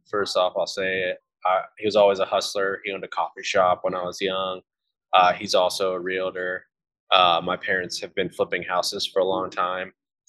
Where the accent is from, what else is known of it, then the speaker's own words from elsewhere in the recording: Ohio, United States; now in Indiana, United States; I became a Hoosier, which is just someone who lives in Indiana as opposed to a Buckeye where I grew up in Ohio.